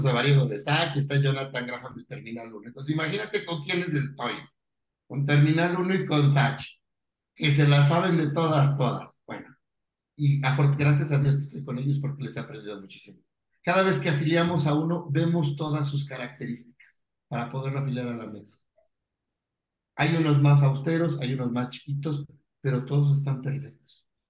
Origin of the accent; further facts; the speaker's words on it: Pachuca, Hidalgo, Mexico; Yo soy de Pachuca, tengo unos coworking institutos en Pachuca